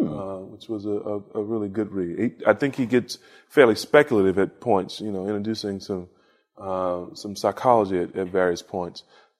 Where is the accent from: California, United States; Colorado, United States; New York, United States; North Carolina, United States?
North Carolina, United States; Lexington; moved away; From Lexington, North Carolina.